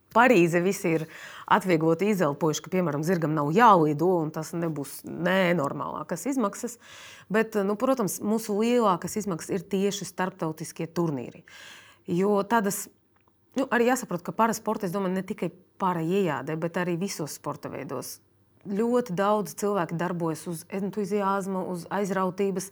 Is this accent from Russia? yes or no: yes; Russia; now in Latvia; esmu dzimusi Krievijā